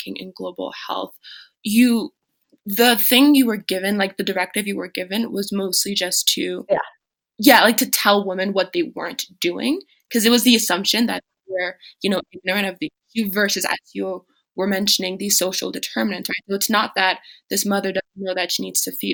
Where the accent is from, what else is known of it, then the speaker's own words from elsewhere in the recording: Douala, Littoral, Cameroon; moved away; my hometown of Douala